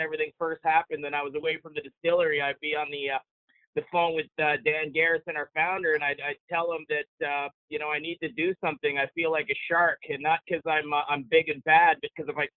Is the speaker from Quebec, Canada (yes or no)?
yes; Montreal, Quebec, Canada; I grew up in Montreal, Canada